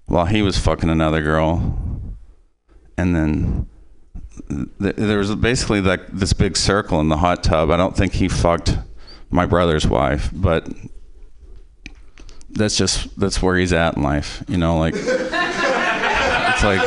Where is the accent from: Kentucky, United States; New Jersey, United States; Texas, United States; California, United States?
Kentucky, United States; Possum Trot; we're from Possum Trot, Kentucky